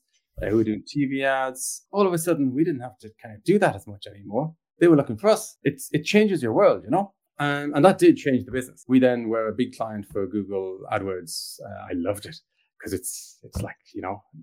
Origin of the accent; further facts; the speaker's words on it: Ireland; moved away; also born or lived in England / Stockholm, Sweden / Toronto, Canada; I'm Irish originally